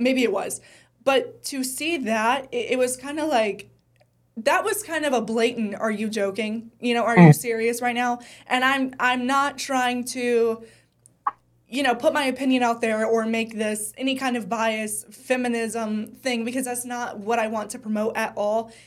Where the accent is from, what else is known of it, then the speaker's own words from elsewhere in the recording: Charlotte, North Carolina, United States; I grew up in Charlotte